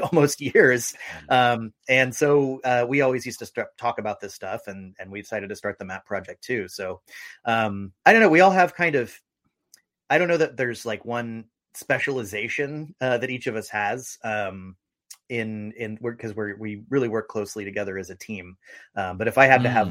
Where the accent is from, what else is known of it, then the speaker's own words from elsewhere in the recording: St. Augustine, Florida, United States; now in Seattle, United States; I'm living in Seattle, Washington, and I'm originally from St. Augustine, Florida